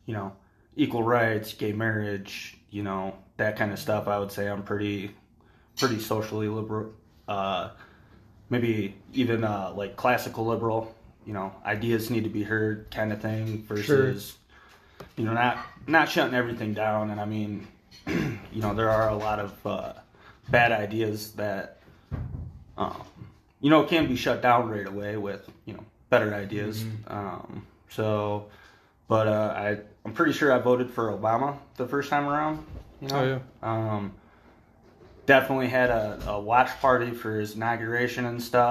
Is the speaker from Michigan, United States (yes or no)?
yes; Michigan, United States; now in Colorado, United States; I'm also a Michigan boy